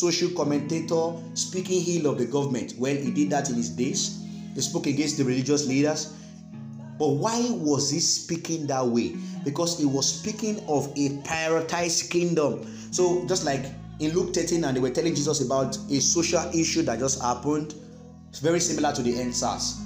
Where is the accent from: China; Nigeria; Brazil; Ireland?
Nigeria; us as Nigerians